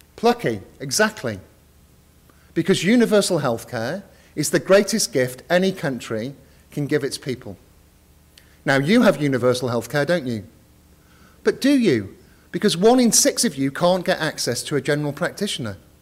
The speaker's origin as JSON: {"language": "English", "country": "United Kingdom", "said": "I am uh, British"}